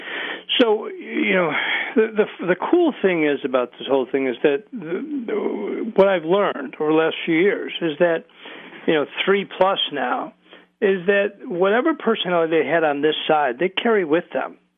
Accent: Hamburg, New York, United States; also born or lived in Buffalo, New York; I grew up in Hamburg, New York.

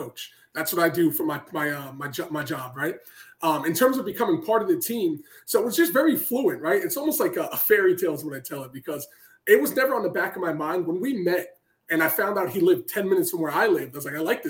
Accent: New York City, New York, United States; So I'm from Queens, New York. So born and raised, I'm still over there

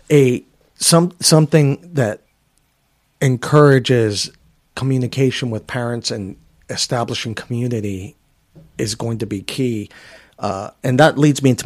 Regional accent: New York City, New York, United States; moved away; I grew up in poverty in Section 8 housing in Queens, New York

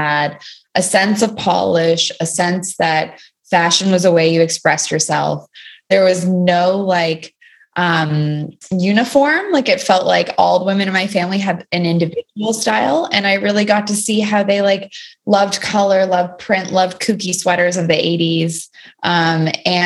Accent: Toronto, Ontario, Canada; moved away as an adult; now in New York, United States; I grew up in Toronto until university

